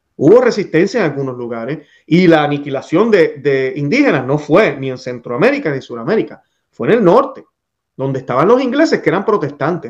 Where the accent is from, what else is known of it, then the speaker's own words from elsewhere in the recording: Puerto Rico; haber sido criado en mi país, Puerto Rico